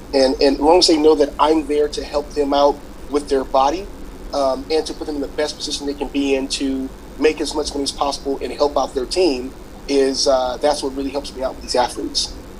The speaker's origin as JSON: {"language": "English", "region": "Louisiana", "country": "United States", "moved": "as an adult", "lives_now": "Los Angeles, United States", "said": "I'm from Louisiana. I moved here um, in 2008"}